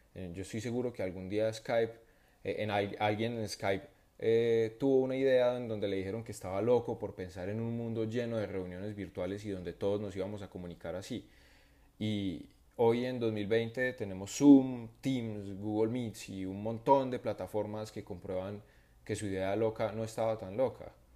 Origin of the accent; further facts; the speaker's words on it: Medellín, Antioquia, Colombia; moved away as an adult; also born or lived in Bogotá; yo no soy de Bogotá también, entonces estoy fuera, estoy en Medellín y donde viven mis padres